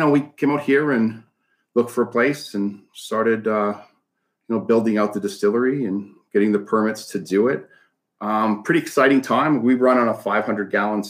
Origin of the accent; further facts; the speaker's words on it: Canada; moved away; I grew up in Canada, so don't judge too much on that. It's pretty a lot more liberal up there